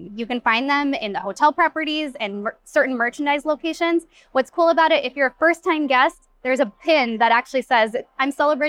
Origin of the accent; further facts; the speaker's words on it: Pacific Northwest, United States; I am from the Pacific Northwest, so I am really drawn to those craftsman style vibes